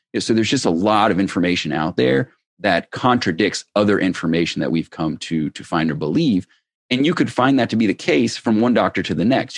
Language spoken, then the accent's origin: English; Cincinnati, Ohio, United States; I grew up in Ohio.